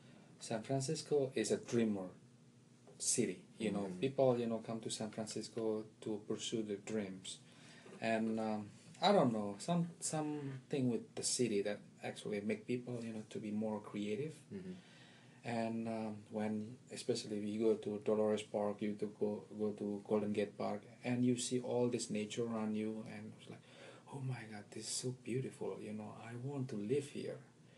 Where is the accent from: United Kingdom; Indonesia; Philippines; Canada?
Indonesia; English is a second language; now in Washington, D.C., United States; That's the home for the past almost 17 years now. But I originally come from Indonesia, and yeah, I've been around different places